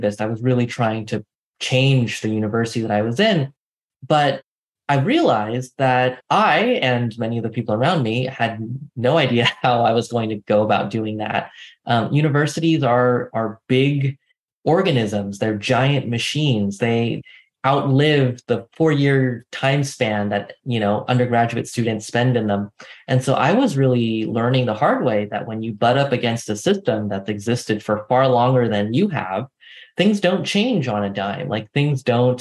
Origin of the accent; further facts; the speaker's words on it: San Francisco Bay Area, California, United States; I grew up in the San Francisco Bay Area on the peninsula in a relatively small town.